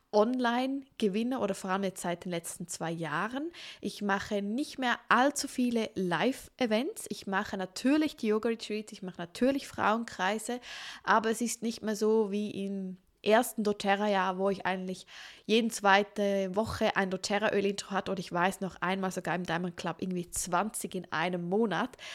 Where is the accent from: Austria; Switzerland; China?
Switzerland; Ich bin …, ich bin doTERRA-Beraterin hier in der Schweiz, ich bin auch aus der Schweiz